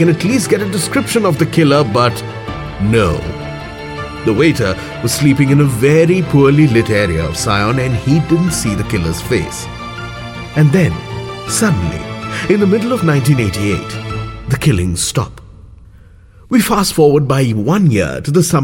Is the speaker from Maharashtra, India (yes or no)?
no; Kolkata, West Bengal, India; my hometown, Kolkata